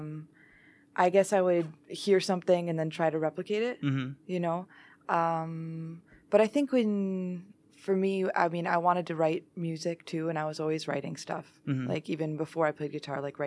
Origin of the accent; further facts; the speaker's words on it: Troy, Michigan, United States; I grew up in Troy.